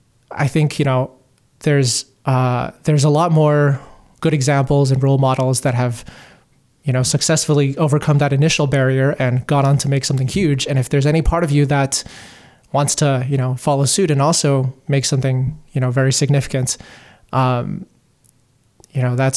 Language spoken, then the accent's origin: English; Hong Kong; moved away as an adult; also born or lived in Beijing, China; I grew up in Hong Kong, Beijing, and then I moved to Toronto at age 18 to go to university.